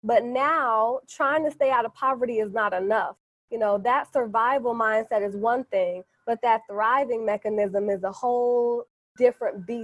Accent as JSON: {"language": "English", "town": "Chicago", "region": "Illinois", "country": "United States", "said": "I'm from Chicago. And I'm not just from Chicago. I'm from the South Side"}